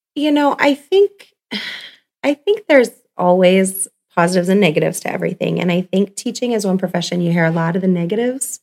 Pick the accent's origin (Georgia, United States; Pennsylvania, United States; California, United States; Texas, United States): California, United States; moved away as an adult; now in Scottsbluff, United States; I'm actually from California.